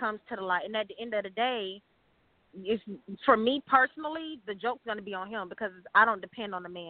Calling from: Atlanta, Georgia, United States; I'm calling from Atlanta.

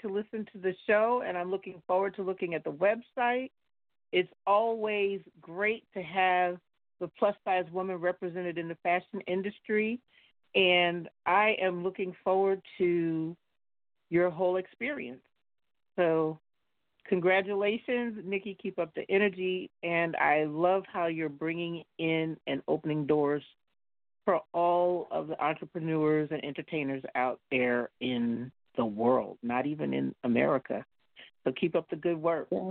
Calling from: New Jersey, United States; I'm calling from New Jersey

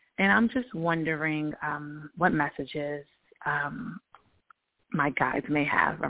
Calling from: Georgia, United States; I'm calling from Georgia.

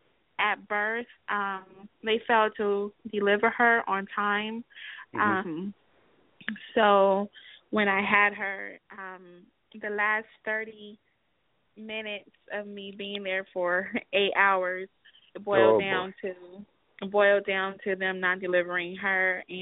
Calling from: Atlanta, Georgia, United States

